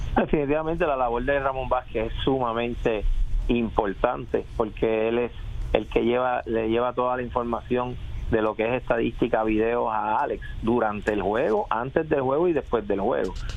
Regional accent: Puerto Rico; soy puertorriqueño

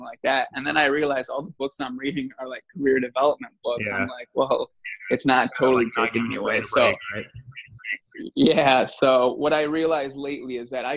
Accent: south suburbs of Chicago, Illinois, United States; now in Chicago, United States; I'm just from the south suburbs here. So I'm about about an hour out of the city

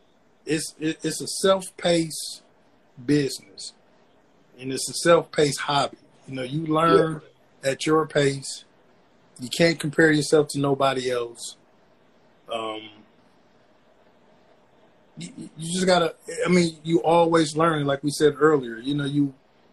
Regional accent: Flint, Michigan, United States; I'm born and raised from Flint, Michigan. I'm from Buick City

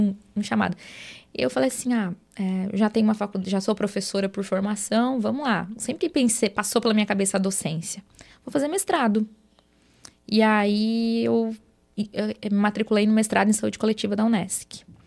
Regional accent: Jacinto Machado, Santa Catarina, Brazil; now in Araranguá, Brazil; Eu sou natural de Jacinto Machado, lá uma cidadezinha, né, para quem é, não conhece, tem pouco mais de 9 mil habitantes, então nasci, me criei lá, né? Vim para Araranguá quando eu casei

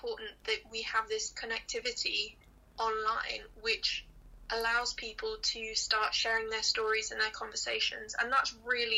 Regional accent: Hong Kong; I grew up in Hong Kong

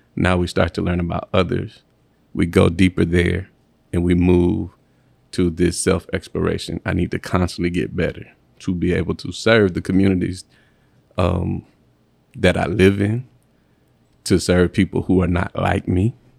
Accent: Mississippi, United States; moved away as an adult; also born or lived in Alabama / Nashville, Tennessee; now in St. Louis, United States; I'm from the deep south. I'm from Mississippi. Um, proud to be from Mississippi

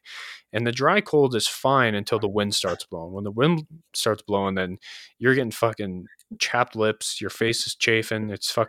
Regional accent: New York, United States; I came from New York, and in New York, you can't own a suppressor.

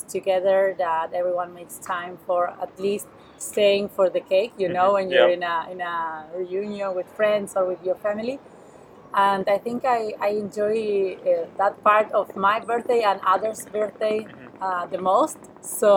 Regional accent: Buenos Aires, Argentina; English is a second language; moved away as an adult; now in Barcelona, Spain; I'm from Buenos Aires in Argentina, South America. I'm living in Barcelona since a year ago.

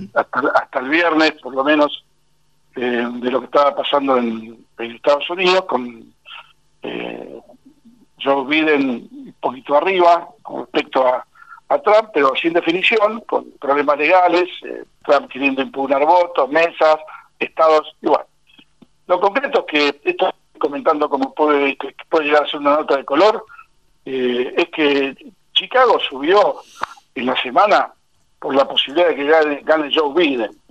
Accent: Argentina; en Argentina estamos

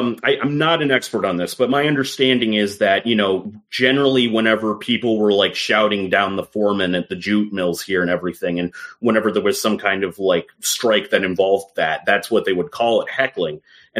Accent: London, United Kingdom; born there; I was born in London.

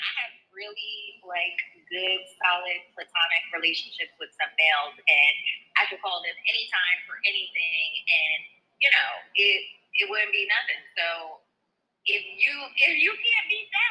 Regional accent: New Jersey, United States; I'm from Jersey

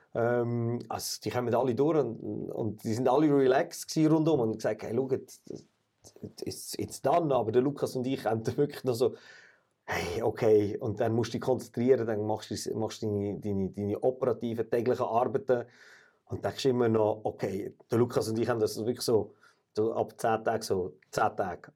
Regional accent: Switzerland; wir als Schweizer

